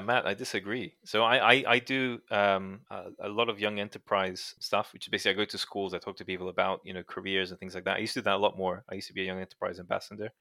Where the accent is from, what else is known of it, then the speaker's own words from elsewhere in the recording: Brazil; moved away; I grew up in Brazil